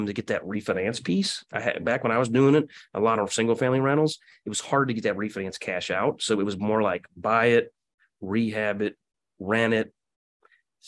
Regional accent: Quincy, Illinois, United States; moved away; also born or lived in Kansas City; my hometown of Quincy, Illinois.

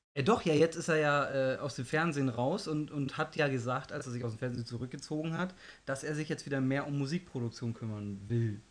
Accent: Germany; Ich, ich, bin Deutscher

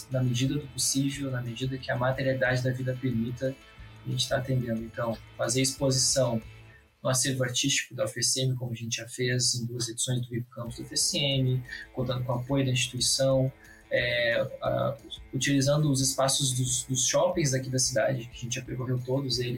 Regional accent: Rio Grande, Rio Grande do Sul, Brazil; moved away as an adult; now in Santa Maria, Brazil; eu sou natural de Rio Grande, né? Vivi minha vida toda lá, fiz a graduação uh, ah, de História Bacharelado, né? uns quatro anos lá. E em 2020 eu vim para Santa Maria

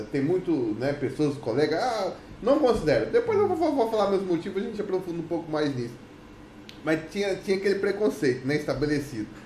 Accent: Brazil; moved away as an adult; also born or lived in Goiânia; now in Portugal

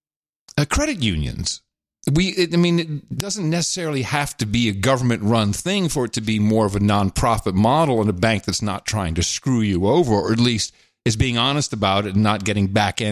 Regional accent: Netherlands; moved away; Growing up in Holland, in the Netherlands

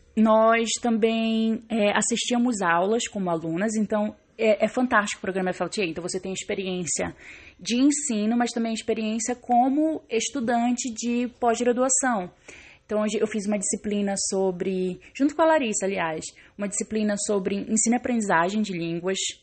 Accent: Belém, Pará, Brazil; Eu sou de Belém do Pará, como eu já disse. Eu cresci num bairro na periferia de Belém chamado Águas Lindas

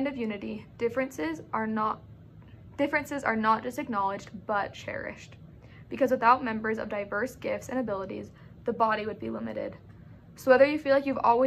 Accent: Sandy, Utah, United States; now in Provo, United States; I'm from Sandy, Utah

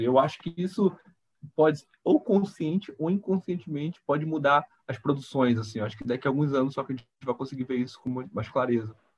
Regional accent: Belém, Pará, Brazil; moved away; sou de Belém

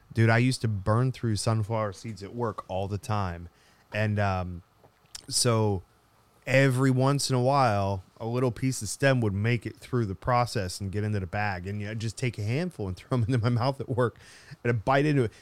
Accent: United States; I'm American

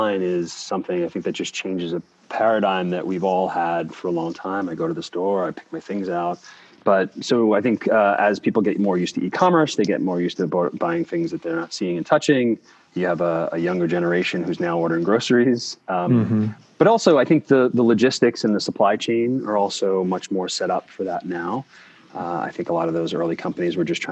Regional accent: New York City, New York, United States; also born or lived in Brooklyn, New York; So I grew up in Staten Island, so I'm a native New Yorker

